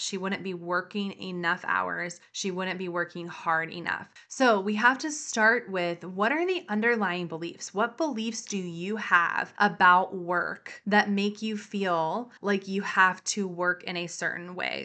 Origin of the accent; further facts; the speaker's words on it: the South, United States; I come from the South.